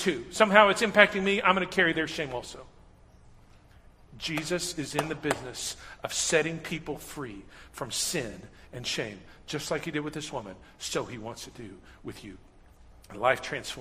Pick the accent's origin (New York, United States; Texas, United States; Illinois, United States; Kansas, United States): Texas, United States; Huntsville; I grew up in Huntsville, just north of here.